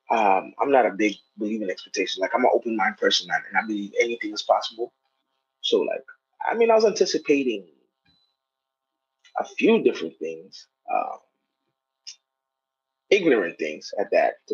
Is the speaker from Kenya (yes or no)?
yes; Kenya; now in United States; my accent changed, the way I looked, the way I dressed, I had braids. Um, you know, I also played sports and basketball and stuff like that. So it's like culturally I was not. I was at no point attacked. Like I really like I knew I was Kenyan. My parents are Kenyan.